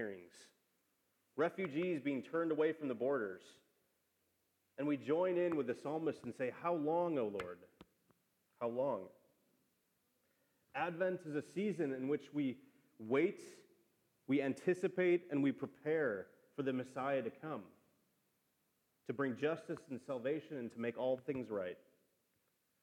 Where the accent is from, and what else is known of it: Wisconsin, United States; born or raised there; now in Austin, United States